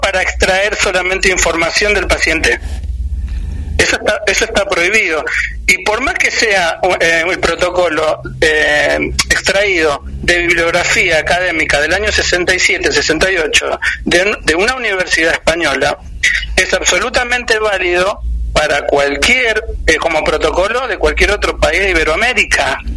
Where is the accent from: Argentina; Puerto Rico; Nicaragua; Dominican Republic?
Argentina